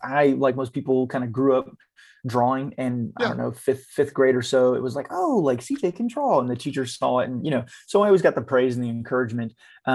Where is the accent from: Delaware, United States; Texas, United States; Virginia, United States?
Texas, United States; I grew up around that in Texas.